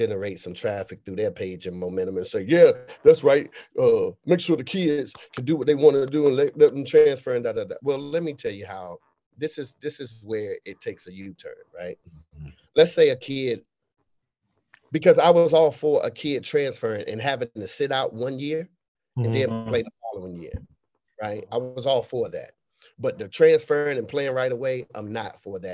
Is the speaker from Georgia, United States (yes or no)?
no; Raleigh, North Carolina, United States; also born or lived in Boston, Massachusetts; Then I moved down to Raleigh in Lane Street Projects